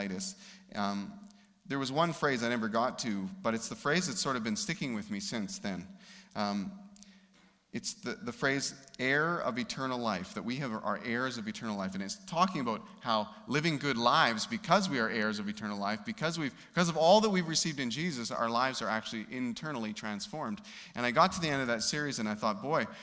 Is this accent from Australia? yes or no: no; Canada; We grew up in Canada